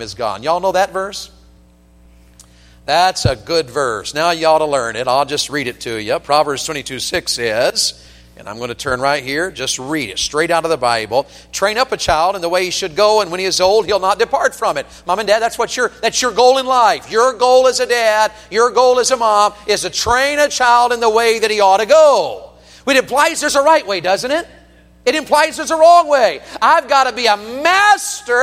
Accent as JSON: {"language": "English", "region": "Tennessee", "country": "United States", "tie": "born or raised there", "moved": "yes", "said": "I'm from Tennessee"}